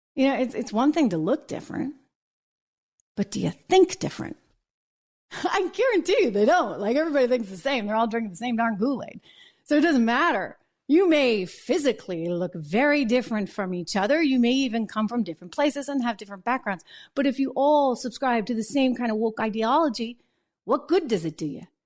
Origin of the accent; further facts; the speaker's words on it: New Hampshire, United States; moved away; I'm from New England originally and, and from the New Hampshire area. See, I'm fr-, I'm from New Hampshire.